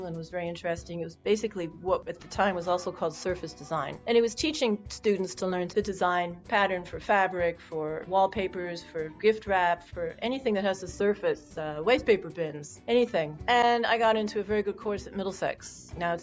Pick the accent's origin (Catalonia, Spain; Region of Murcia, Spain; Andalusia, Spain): Catalonia, Spain; Barcelona; I grew up in Barcelona